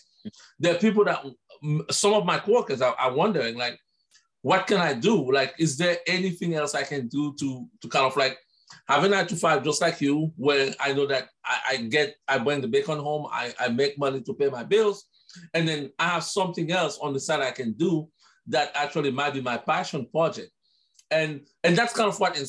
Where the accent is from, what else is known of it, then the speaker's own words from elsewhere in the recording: Haiti; I'm from Haiti. We are in the Caribbean